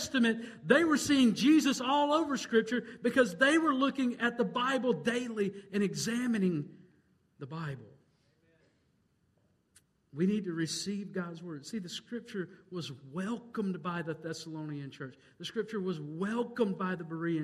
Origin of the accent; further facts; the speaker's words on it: United States; I'm an American, and I'm proud to be an American.